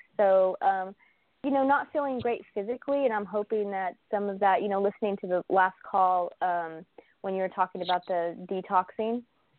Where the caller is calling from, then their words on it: Oklahoma, United States; I'm calling from Oklahoma.